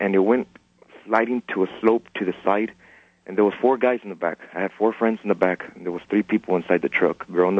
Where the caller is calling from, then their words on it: San Antonio, Texas, United States; I'm calling from San Antonio.